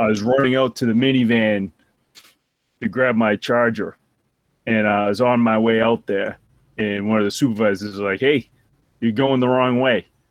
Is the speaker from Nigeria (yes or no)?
no; Boston, Massachusetts, United States; accent: Boston (slight)